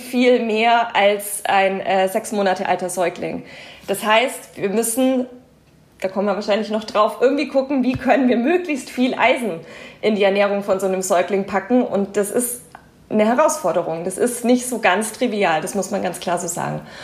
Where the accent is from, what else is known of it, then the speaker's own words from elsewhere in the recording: Germany; bei uns in Deutschland